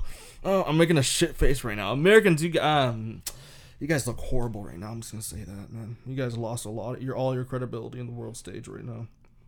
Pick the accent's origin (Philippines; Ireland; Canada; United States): Canada